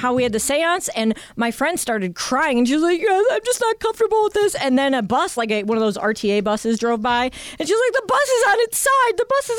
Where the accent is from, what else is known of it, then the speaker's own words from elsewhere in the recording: Berea, Ohio, United States; I grew up in Berea, so it was like this old historical town.